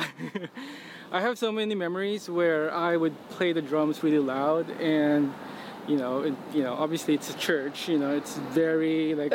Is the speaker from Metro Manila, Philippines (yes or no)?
no; San Pedro, Calabarzon, Philippines; also born or lived in Quezon City, Philippines; I was born in Manila, in Quezon City. But I grew up in San Pedro, which is a suburb south of Manila.